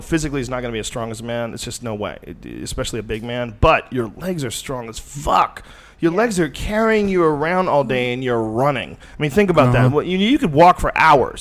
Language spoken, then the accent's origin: English; Boston, Massachusetts, United States; moved away; also born or lived in New Jersey; I was born in New Jersey, and I grew up mostly in Boston